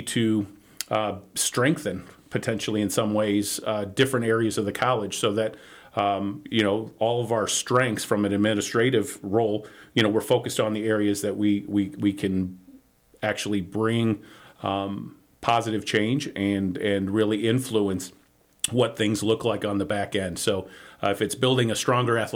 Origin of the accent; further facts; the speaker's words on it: Elgin, Illinois, United States; So I grew up in Elgin, Illinois. It's about 40 minutes northwest of downtown Chicago